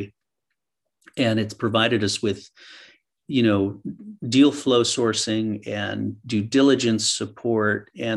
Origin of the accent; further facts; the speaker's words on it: New York, United States; moved away as an adult; also born or lived in East Coast; now in San Francisco, United States; I was born in New York, raised on the East Coast, went to school on the East Coast